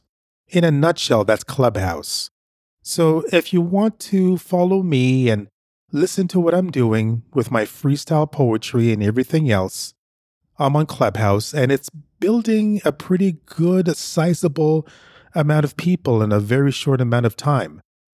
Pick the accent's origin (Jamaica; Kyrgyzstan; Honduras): Jamaica; now in Canada; I'm originally from Jamaica.